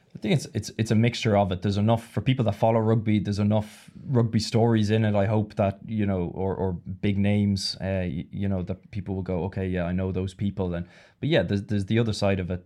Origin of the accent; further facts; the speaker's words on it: Ireland; moved away as an adult; also born or lived in Italy; I grew up in Ireland and played in, uh, for Leinster